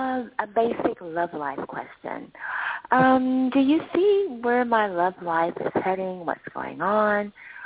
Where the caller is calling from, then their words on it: Los Angeles, California, United States; I'm calling from Hollywood, California.